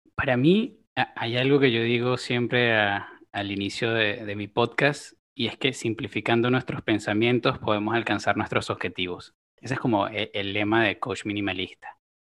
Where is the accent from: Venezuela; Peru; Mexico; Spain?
Venezuela; moved away as an adult; also born or lived in Colombia (family); now in Uruguay; mi familia es originaria de Colombia, yo nací en Venezuela y ya tengo alrededor de siete años en, en Uruguay